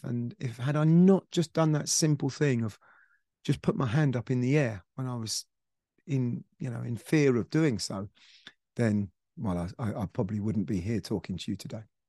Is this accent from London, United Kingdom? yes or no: no; Surrey, South East England, United Kingdom; a very privileged, um, um, um, background growing up in Surrey